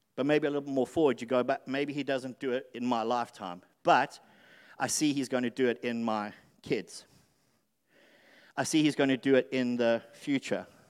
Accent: South Africa; moved away; I lived, I grew up in South Africa

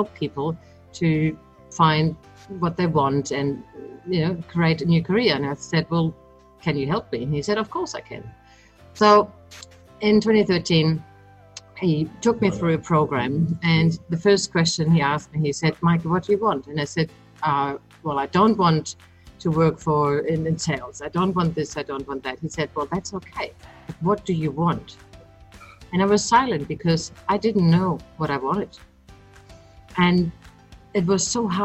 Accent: Germany; accent: German; moved away as an adult; now in Australia; I grew up in Germany, and 20 years ago I came to Australia

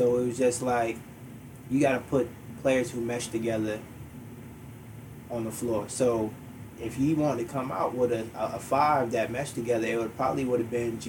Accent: Hampton, Virginia, United States; now in Swansboro, United States; growing up in Virginia, man, it was a beautiful thing, man.

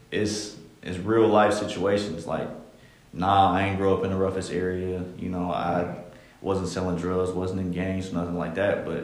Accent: Columbus, Ohio, United States; I grew up in in Columbus, uh, mostly on the east side. You know, I'm the oldest of, of 11, man. I came up in a big family.

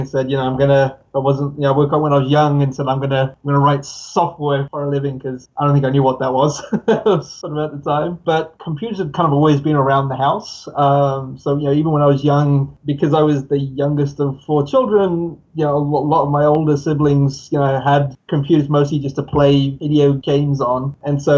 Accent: England, United Kingdom; moved away as an adult; also born or lived in Pakistan / San Francisco / New York; now in upstate New York, United States; I was born in Pakistan, grew up in England. So I lived in England for about 18 years, moved to the US now

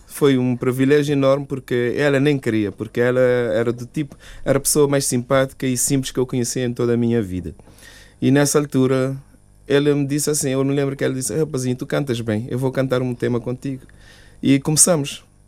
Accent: Cape Verde; now in Luxembourg; manter na cultura da minha terra

